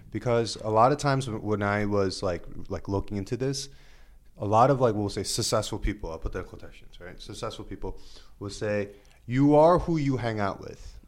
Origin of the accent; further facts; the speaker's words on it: New York City, New York, United States; I am a Korean American, born and raised in Queens